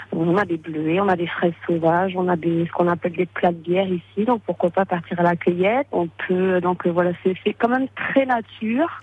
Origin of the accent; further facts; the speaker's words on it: St. Pierre & Miquelon; je suis native de Saint-Pierre-et-Miquelon